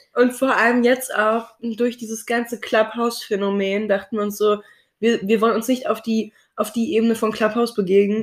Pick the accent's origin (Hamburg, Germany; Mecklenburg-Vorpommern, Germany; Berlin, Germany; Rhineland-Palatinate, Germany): Berlin, Germany; ich wurde hier in Berlin geboren und habe auch Berlin tatsächlich, glaube ich, nie verlassen